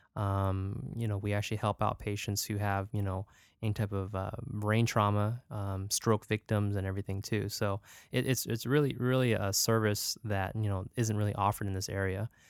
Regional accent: Stockton, California, United States; also born or lived in Davis, California / New York; growing up in Stockton and went to Davis

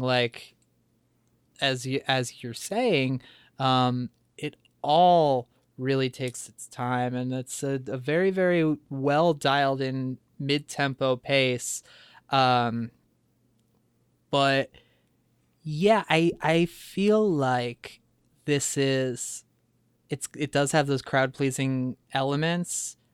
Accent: around Chicago, Illinois, United States; growing up around Chicago

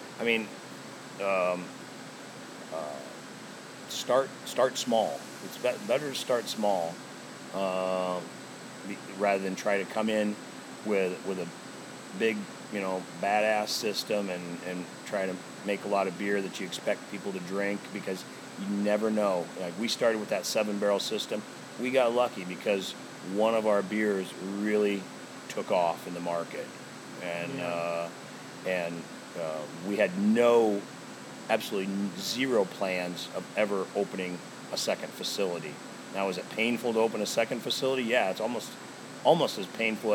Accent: Omaha, Nebraska, United States; I was always born and raised in Omaha

